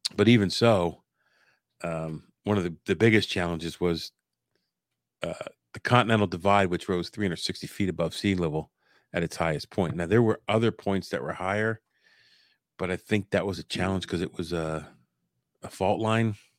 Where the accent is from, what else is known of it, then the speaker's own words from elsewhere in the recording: Pennsylvania, United States; Pennsylvania, USA